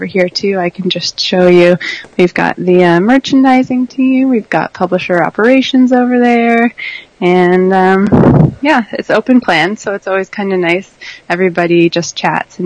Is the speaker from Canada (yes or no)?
yes; Canada; I'm Canadian